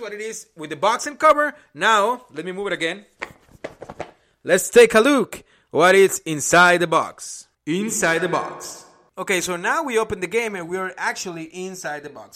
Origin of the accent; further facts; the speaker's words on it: Mexico; English is a second language; now in Indianapolis, United States; I'm originally from Mexico